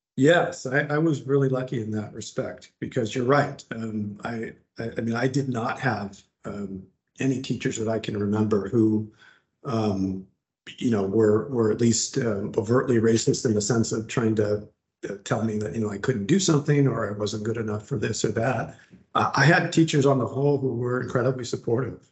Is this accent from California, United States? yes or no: yes; Laguna Beach, California, United States; also born or lived in Garden Grove, California / Santa Ana, California / Irvine, California; I grew mm -hmm. up mm-hmm. down in Orange County uh, here in Southern California